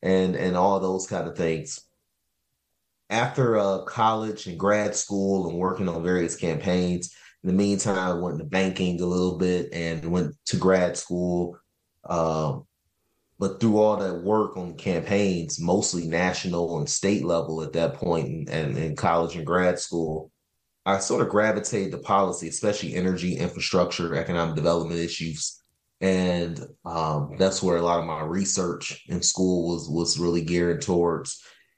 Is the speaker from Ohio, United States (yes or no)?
yes; Cleveland, Ohio, United States; I was born and raised in here in Ohio, grew up in Cleveland